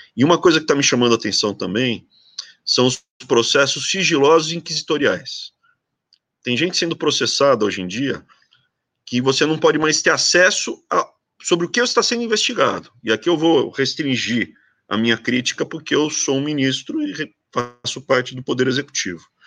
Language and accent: Portuguese; Brazil; eu sou muito brasileiro